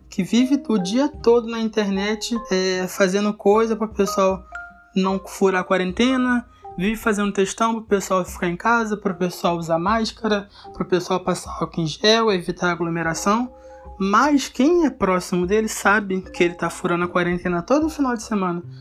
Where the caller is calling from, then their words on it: Rio de Janeiro, Brazil; eu sou do Rio de Janeiro.